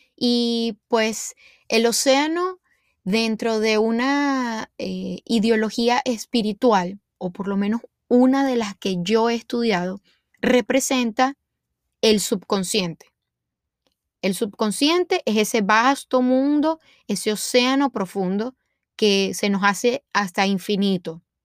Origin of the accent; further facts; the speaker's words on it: Venezuela; moved away as an adult; now in United States; soy venezolana y tengo 30 años. me vine a vivir a Estados Unidos hace aproximadamente 5 años